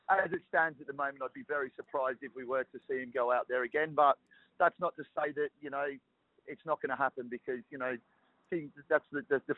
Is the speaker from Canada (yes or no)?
no; Perth, Western Australia, Australia; growing up in Perth